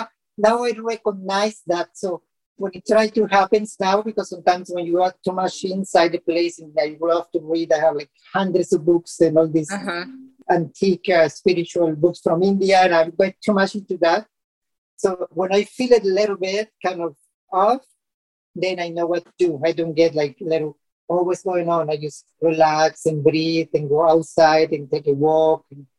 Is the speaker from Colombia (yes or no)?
yes; Colombia; now in United States; I'm originally from Colombia, so I was planning to go to Colombia, but my husband is from Honduras.